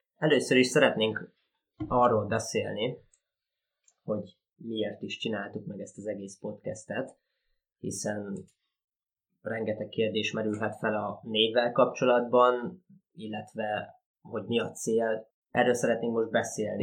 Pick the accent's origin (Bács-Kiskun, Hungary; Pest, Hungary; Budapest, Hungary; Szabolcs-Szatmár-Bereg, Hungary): Szabolcs-Szatmár-Bereg, Hungary; a village about 40 km from Nyíregyháza; Mi itt nőttünk fel, mi itt parazgyerekek vagyunk